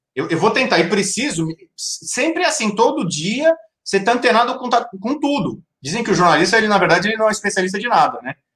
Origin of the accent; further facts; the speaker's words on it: São Paulo, Brazil; moved away as an adult; now in Rio de Janeiro, Brazil; Eu sou de São Paulo